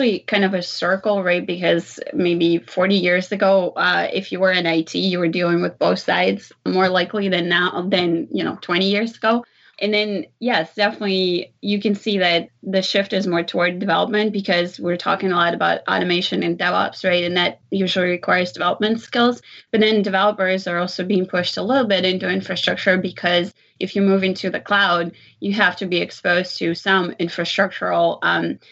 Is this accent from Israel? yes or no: yes; Israel; moved away as an adult; also born or lived in Ukraine; now in United States; I came to the U.S. by way of two countries. I was born in Ukraine, and I grew up in Israel